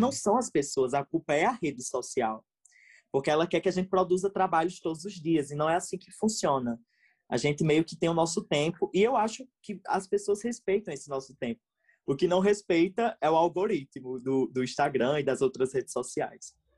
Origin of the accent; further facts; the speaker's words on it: Rio Grande do Norte, Brazil; Sou do Rio Grande do Norte, acho que vocês perceberam pelo meu sotaque